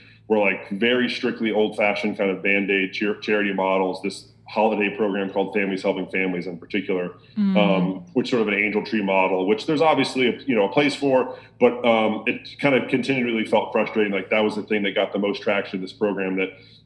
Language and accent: English; Lynchburg, Virginia, United States; also born or lived in South Carolina; I'm from Virginia, from Lynchburg